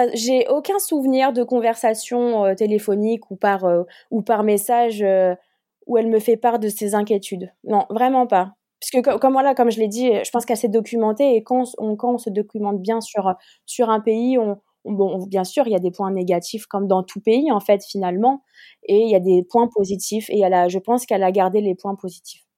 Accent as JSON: {"language": "French", "country": "France", "moved": "as an adult", "lives_now": "Kuwait", "said": "venant de France"}